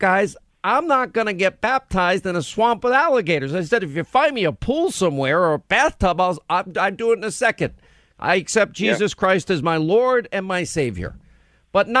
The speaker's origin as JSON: {"language": "English", "region": "New York", "country": "United States", "tie": "born or raised there", "said": "I grew up in New York"}